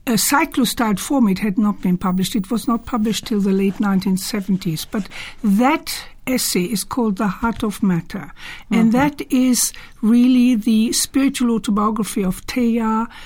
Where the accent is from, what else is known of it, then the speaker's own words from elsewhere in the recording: Germany; also born or lived in Cologne; now in United Kingdom; I was born in Cologne, but I was born just before the beginning of the Second World War, and then mm-hmm. we were evacuated, and then I grew up in a very rural area in the mountains